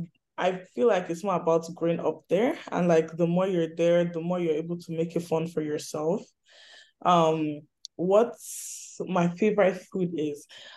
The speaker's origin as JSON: {"language": "English", "town": "Abuja", "region": "Federal Capital Territory", "country": "Nigeria", "tie": "born or raised there", "also_born_or_lived": "Imo State, Nigeria", "moved": "as an adult", "lives_now": "Ottawa, Canada", "said": "I am from Imo State, which is in the southeastern part of Nigeria. But I grew up in the federal capital city, which was Abuja, which is somewhere like north central. So I technically consider Abuja my home as opposed to Imo State"}